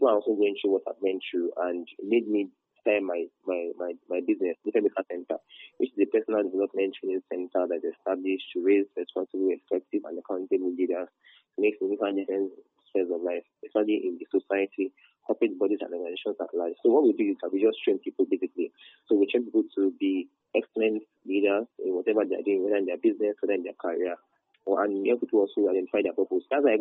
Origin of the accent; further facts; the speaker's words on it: Nigeria; I was the best from Nigeria.